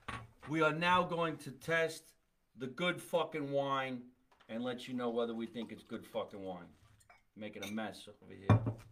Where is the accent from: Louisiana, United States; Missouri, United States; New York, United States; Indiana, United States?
Louisiana, United States; New Orleans; now in Texas, United States; I'm from New Orleans. Live in Texas.